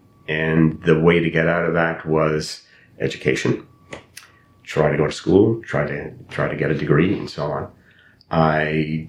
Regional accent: Ottawa, Ontario, Canada; English is a second language; moved away as an adult; also born or lived in Edmonton; Born and raised in Ottawa, back in the 50s, early 50s. Predominantly in what is now in Ottawa is the Corso Italia, the Little Italy. But at the time we called it the Village, because there were a lot of different nationalities in there.

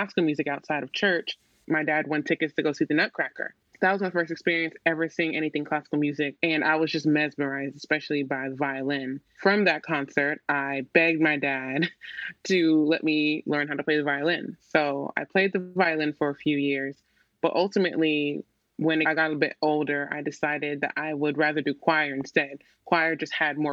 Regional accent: Little Rock, Arkansas, United States; I'm from Little Rock, Arkansas

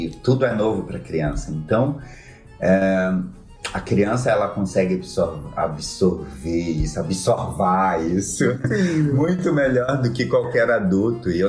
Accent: Brasília, Federal District, Brazil; now in Balneário Camboriú, Brazil; Desde que eu cheguei aqui, eu tenho 13 anos que eu vim de Brasília para cá.

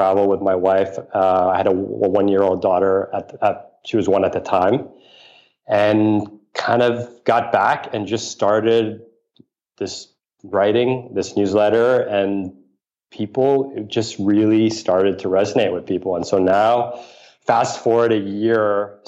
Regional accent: New York City, New York, United States; I grew up in New York City

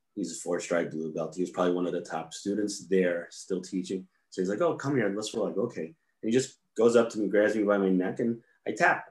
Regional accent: New York, United States; also born or lived in California; I grew up in New York

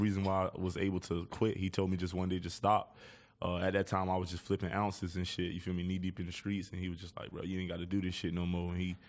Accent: Lauderhill, Florida, United States; Man, I'm from Lauderhill, deep south Florida, born and raised. Pretty tough environment and shit

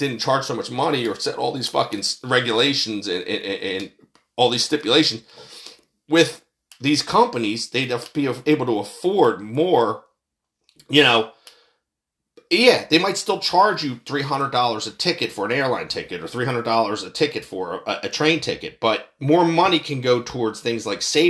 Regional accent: United States

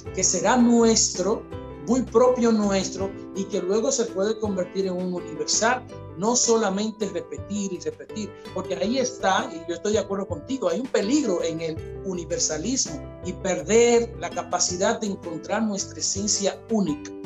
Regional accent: Dominican Republic; nosotros como dominicanos

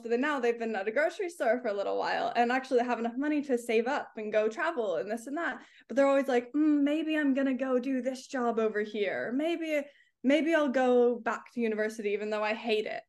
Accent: California, United States; now in London, United Kingdom; I'm from California

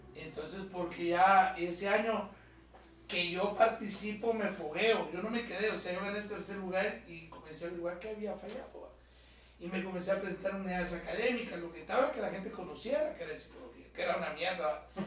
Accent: Guatemala; vengo de una familia de comerciantes, de marchantes, como les decimos en Guatemala

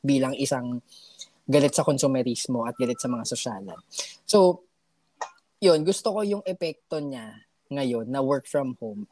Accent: Philippines

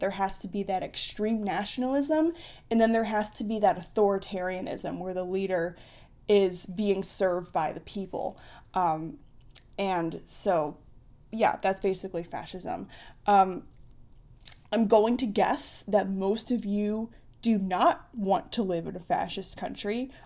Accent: United States; I'm an American. Well, I've always, I'm an American

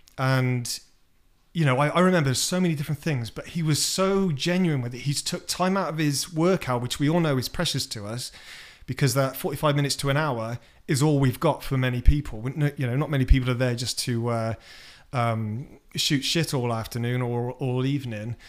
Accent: United Kingdom; moved away as an adult; now in United States; I'm British

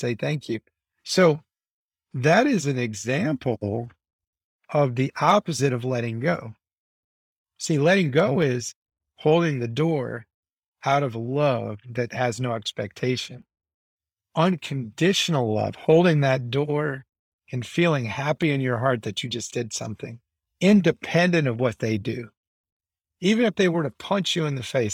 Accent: United States; I'm American. I grew up in a transactional society.

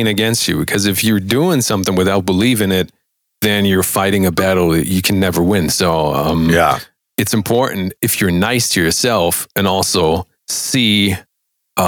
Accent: Germany; first language German; English is a second language; I'm German

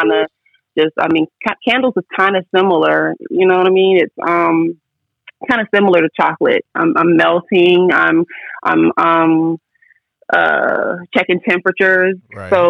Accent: Virginia Beach, Virginia, United States; moved away as an adult; now in Atlanta, United States; I'm from Virginia Beach

